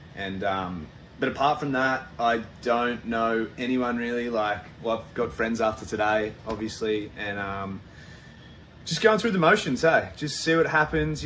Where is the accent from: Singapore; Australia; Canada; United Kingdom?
Australia; we in Australia